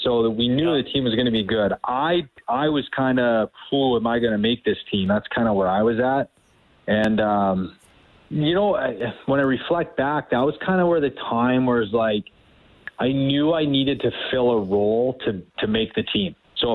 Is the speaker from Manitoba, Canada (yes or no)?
no; Surrey, British Columbia, Canada; I grew up in Surrey, BC